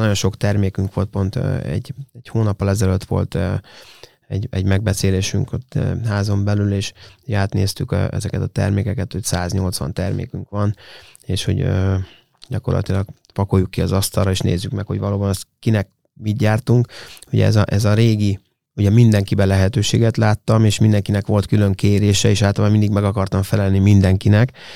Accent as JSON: {"language": "Hungarian", "country": "Hungary", "said": "mi magyarok vagyunk, és szeretünk itthon élni"}